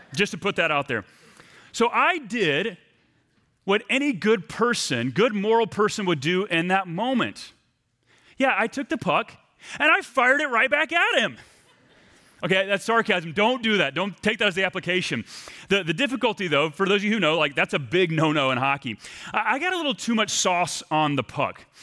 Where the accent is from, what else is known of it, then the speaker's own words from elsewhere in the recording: East Texas, United States; moved away as an adult; also born or lived in Burlington, Vermont; I left my hometown of East Texas to move about thirty hours cross-country to Burlington, Vermont.